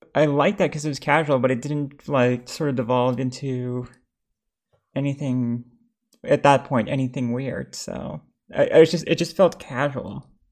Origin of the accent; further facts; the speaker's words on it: New York, United States; "Oh, New York," because that's where I was raised.